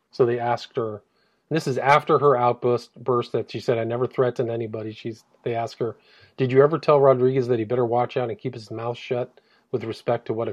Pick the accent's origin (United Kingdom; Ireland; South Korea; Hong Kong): United Kingdom; England; It was, I'm English, so you could have some difficulty understanding the way I communicate.